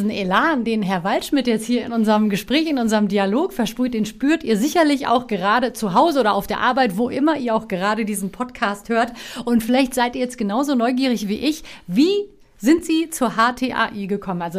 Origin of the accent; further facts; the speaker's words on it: Offenbach, Hesse, Germany; also born or lived in Istanbul, Turkey; Für mich war Hessen bisher immer meine Heimat. Äh, zum Glück hat das Schicksal mich hierher verschlagen. Äh, geboren bin ich eigentlich in Istanbul. Bin ganz froh, dass ich irgendwann in Offenbach gelandet bin.